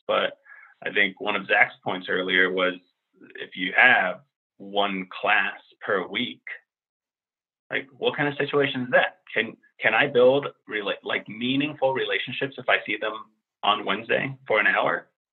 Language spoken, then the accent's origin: English; Finland; also born or lived in Central Harlem, New York; now in Washington, D.C. area, United States; a white Finnish guy who's middle aged